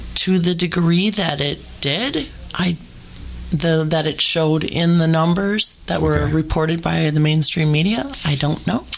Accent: United States; as an American

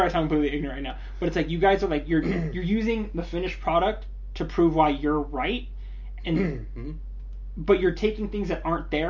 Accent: United States; I'm an American

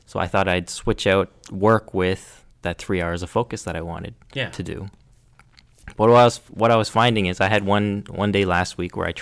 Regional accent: Canada; we're Canadian

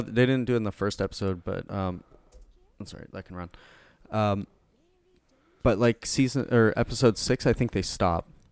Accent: Canada; We're Canadian

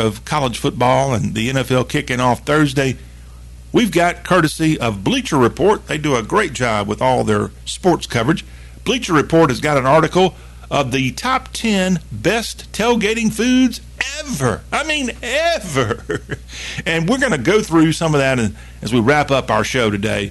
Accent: Eastern Seaboard, United States; growing up on the Eastern Seaboard

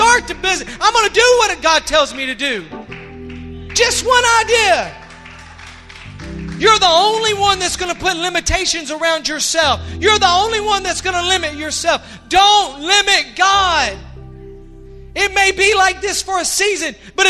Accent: Pulaski, Tennessee, United States; I'm from Pulaski, Tennessee. Y'all know where Pulaski, Tennessee is? That's the home of the Ku Klux Klan. That's where the KKK was originated. And as a child, I saw the black race persecuted.

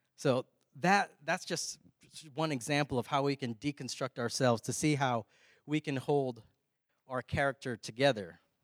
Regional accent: Texas, United States; We're from Texas.

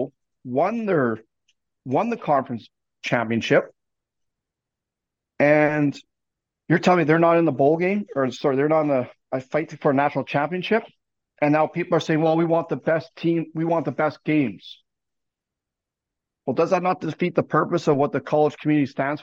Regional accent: Canada; being Canadian

